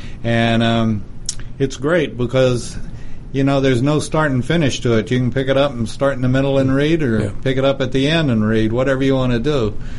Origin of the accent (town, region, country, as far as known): Texas, United States; born or raised there